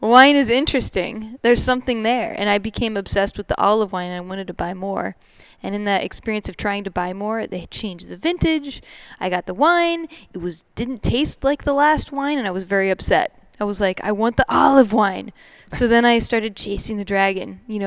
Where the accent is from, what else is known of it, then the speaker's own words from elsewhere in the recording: Oregon, United States; moved away as an adult; also born or lived in Los Angeles; now in Seattle, United States; I actually grew up in Oregon. Okay. I'm from Oregon originally, and was always trying to leave Oregon